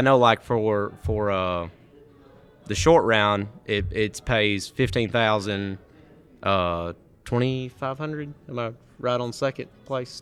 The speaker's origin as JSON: {"language": "English", "region": "Mississippi", "country": "United States", "said": "I'm from Mississippi."}